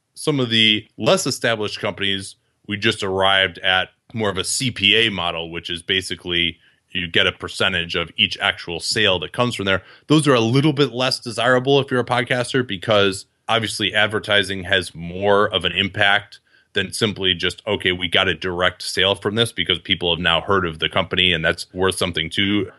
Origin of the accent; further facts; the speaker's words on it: Chicago, Illinois, United States; I grew up in Chicago.